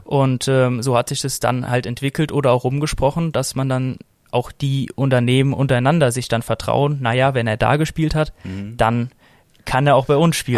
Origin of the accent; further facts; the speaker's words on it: Frankfurt, Hesse, Germany; Ich bin hier auch aufgewachsen in Frankfurt